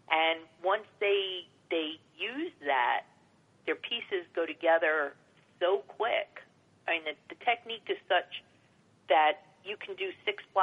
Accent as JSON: {"language": "English", "town": "New York City", "region": "New York", "country": "United States", "tie": "born or raised there", "said": "I grew up on Staten Island."}